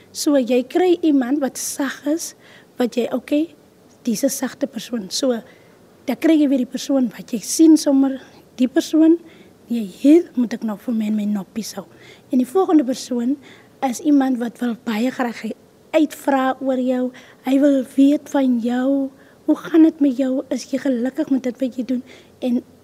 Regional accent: Kakamas, Northern Cape, South Africa; Ek is oorspronklik van Kakamas

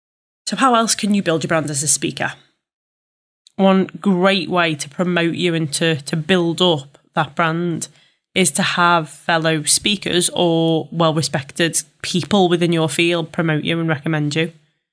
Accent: Liverpool, North West England, United Kingdom; accent: Scouse; Fully aware that I am a Scouser and I know I will divide an audience with this accent.

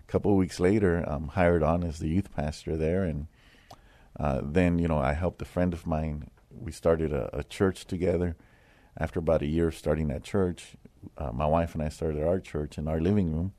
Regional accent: San Antonio, Texas, United States; I grew up here in San Antonio. I grew up in the west side of San Antonio

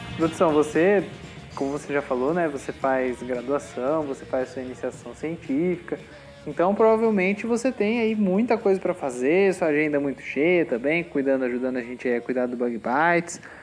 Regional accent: Brazil; nós que somos brasileiros

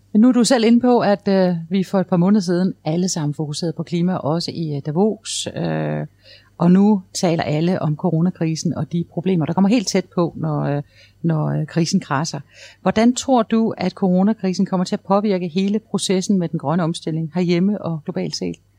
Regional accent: Esbjerg, Southern Denmark, Denmark; Jeg er selv fra Esbjerg

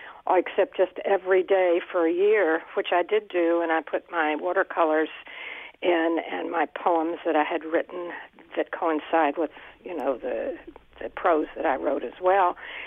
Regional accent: Bethlehem, Connecticut, United States; Oh, all right. I'm from Bethlehem, and I kind of had the same story that your guest does.

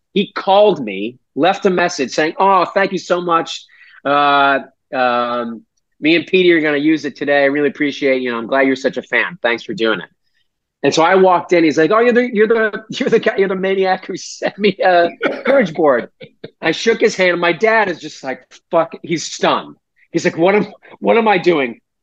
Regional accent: Weymouth, Massachusetts, United States; we're from Weymouth

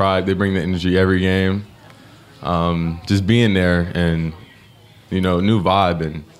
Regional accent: Hamilton, Ohio, United States; Growing up, came from Hamilton, our rivalry. So that's my hometown.

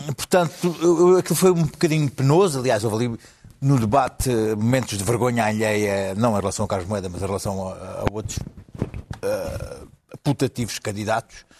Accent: Alentejo, Portugal; como alentejano

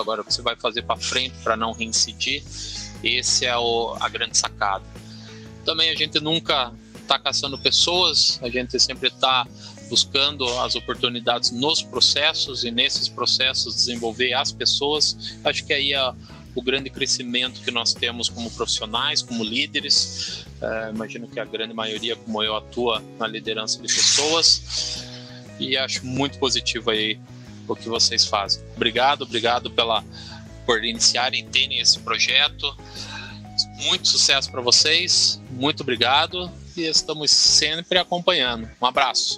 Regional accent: Curitiba, Paraná, Brazil; eu sou daqui de Curitiba, atuo numa, numa, empresa aqui de Curitiba, mas moro em outra cidade aqui da região metropolitana

